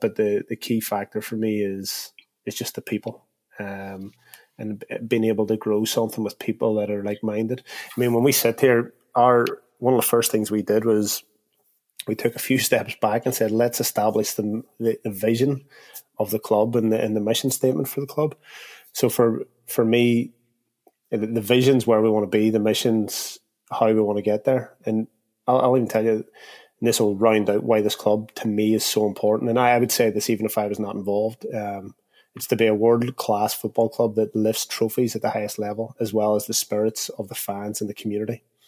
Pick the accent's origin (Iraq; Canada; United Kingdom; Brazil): United Kingdom; Derry, Northern Ireland; born and raised in Derry, which is in the north of Ireland